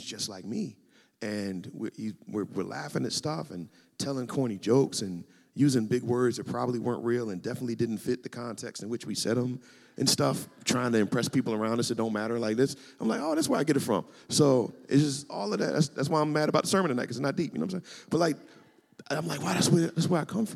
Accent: Kansas City, Missouri, United States; I was born in Kansas City, Missouri, to a very happy household.

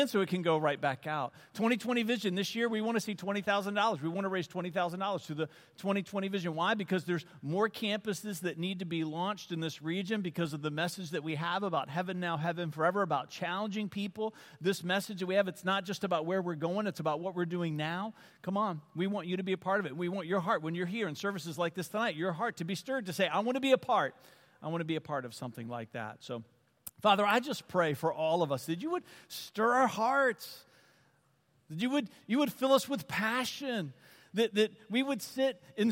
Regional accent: Varina, Virginia, United States; I grew up in this little farm community called Verina, just east of Richmond

